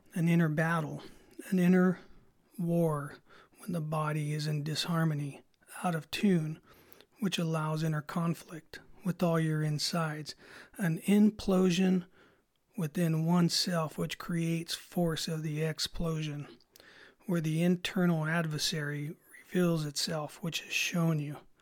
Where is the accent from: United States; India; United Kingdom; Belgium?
United States; Salinas, California; I grew up in Salinas